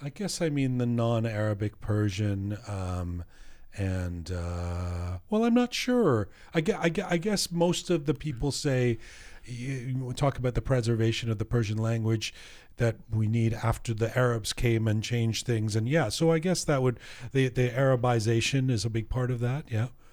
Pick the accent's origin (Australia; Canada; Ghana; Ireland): Canada; Canadian identity is that we're not American